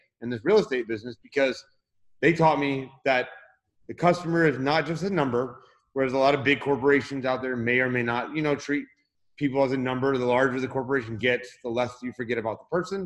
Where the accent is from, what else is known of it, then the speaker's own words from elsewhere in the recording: Tampa, Florida, United States; now in Orlando, United States; I was born and raised in Florida, actually in the Tampa Bay area, and just moved to the Orlando area about 2 months ago